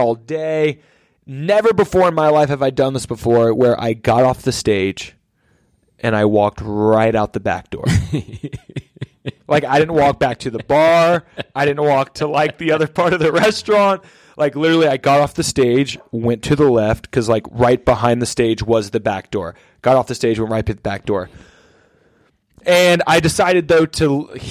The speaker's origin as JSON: {"language": "English", "town": "Atlanta", "region": "Georgia", "country": "United States", "said": "I'm from Atlanta"}